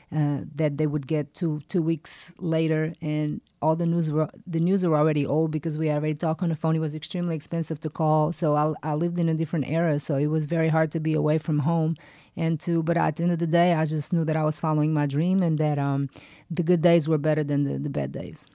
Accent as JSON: {"language": "English", "country": "Portugal", "tie": "born or raised there", "moved": "as an adult", "lives_now": "United States", "said": "I grew up in Portugal"}